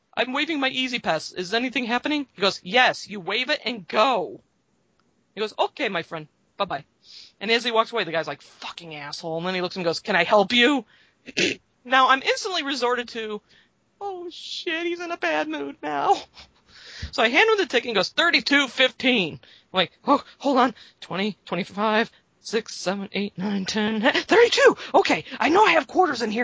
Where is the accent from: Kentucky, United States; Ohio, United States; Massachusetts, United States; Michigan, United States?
Michigan, United States; I'm from Michigan